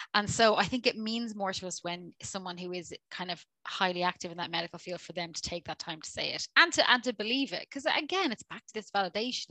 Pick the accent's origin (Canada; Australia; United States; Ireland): Ireland; I'm Irish.